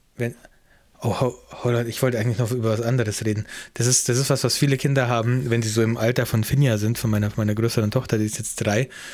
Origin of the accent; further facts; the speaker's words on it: Germany; now in New Zealand; ich bin ja auch Deutscher in Neuseeland.